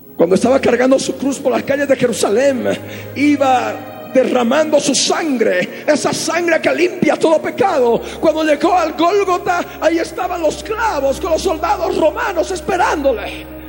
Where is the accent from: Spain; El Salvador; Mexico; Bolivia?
Bolivia; Nosotros, por la misericordia de Dios, hemos nacido en esta amada nación, en Bolivia. Somos bolivianos